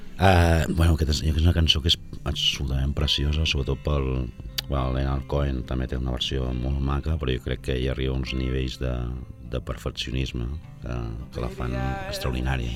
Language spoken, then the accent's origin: Catalan; Sabadell, Catalonia, Spain; moved away as an adult; now in Barcelona, Spain; com a sabadellenc de, de condició que és sempre, malgrat hagi marxat a la ciutat fa uns anys